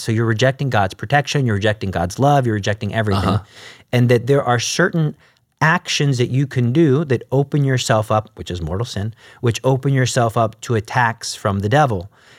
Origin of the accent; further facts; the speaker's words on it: Alief, Texas, United States; Because I came from Alief, so that's like a lower income school.